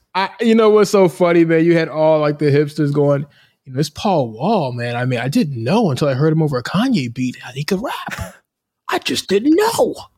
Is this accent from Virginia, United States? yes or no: yes; Richmond, Virginia, United States; growing up in Richmond, in Virginia